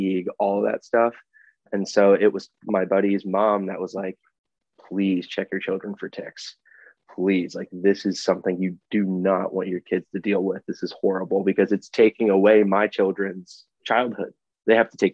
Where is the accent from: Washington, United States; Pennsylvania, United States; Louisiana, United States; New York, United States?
Pennsylvania, United States; Chambersburg; moved away as an adult; now in Chicago, United States; I grew up in Chambersburg, Pennsylvania, and first 19 years of my life were South Central PA.